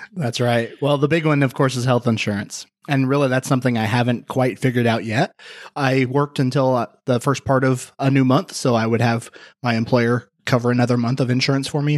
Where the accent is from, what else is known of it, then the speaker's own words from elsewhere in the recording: Indiana, United States; moved away; my hometown in Indiana